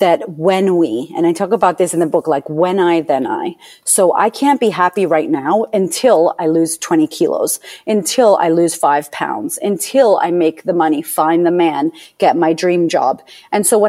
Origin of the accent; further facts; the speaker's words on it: Boston, Massachusetts, United States; I was born in Boston, Massachusetts, to a bipolar single mother